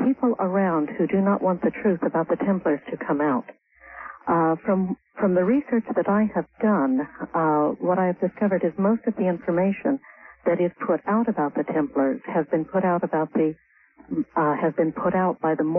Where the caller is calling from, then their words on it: Santa Cruz, California, United States; I am calling from Santa Cruz.